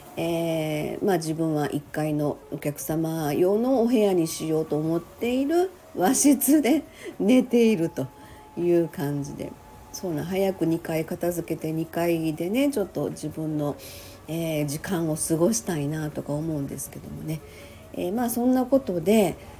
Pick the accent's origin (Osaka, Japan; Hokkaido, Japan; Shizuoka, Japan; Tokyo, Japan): Osaka, Japan; moved away as an adult; now in Sanda, Japan; もともと大阪生まれ大阪育ち